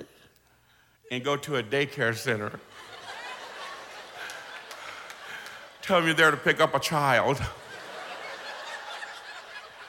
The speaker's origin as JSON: {"language": "English", "town": "New Orleans", "region": "Louisiana", "country": "United States", "moved": "yes", "lives_now": "Waveland, United States", "said": "I'm from New Orleans, but I live in Waveland, Mississippi, on the Mississippi Gulf Coast"}